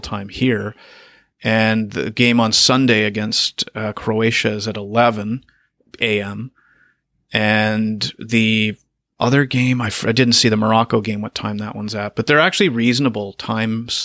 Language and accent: English; Canada; also born or lived in China / Japan; Canada, that's my home country